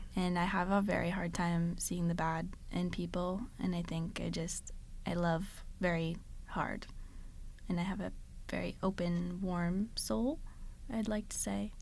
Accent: Connecticut, United States; moved away as an adult; now in South Florida, United States; I grew up in Connecticut my whole life, never moved ever before

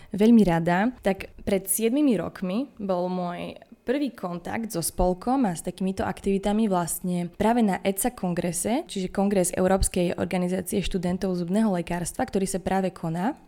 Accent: Košice, Košice Region, Slovakia; ja som aj z Košic, narodila som sa v tejto nemocnici

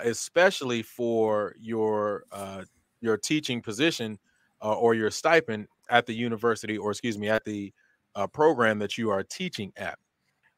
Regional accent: Texas, United States; I'm from Texas

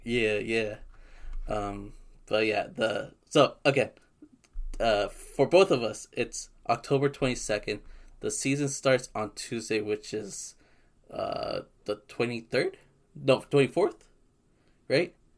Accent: Southern California, United States; we're both from SoCal.

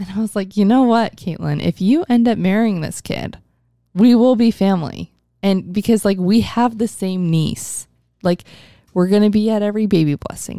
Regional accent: Mesa, Arizona, United States; we're both from North Mesa

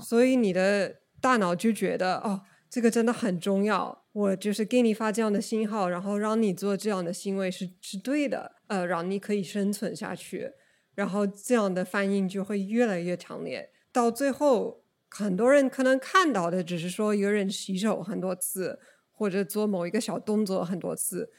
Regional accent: Oregon, United States; Chinese is a second language; moved away as an adult; also born or lived in China / Japan; 我是美国人，呃，在俄勒冈州出生的。但是我在中国工作了几年，呃，也在中国和日本都流水过

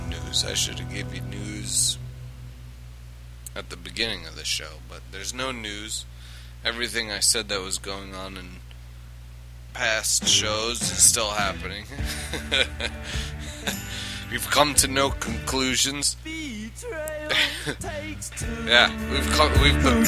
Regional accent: New York, United States; accent: New York; I grew up in New York

